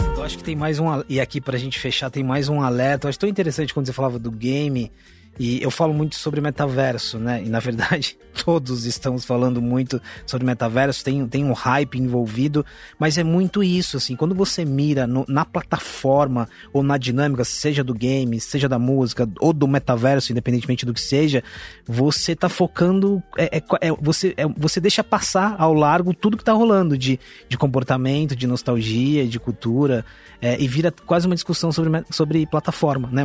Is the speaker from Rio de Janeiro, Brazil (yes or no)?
no; Osasco, São Paulo, Brazil; eu sou da periferia de Osasco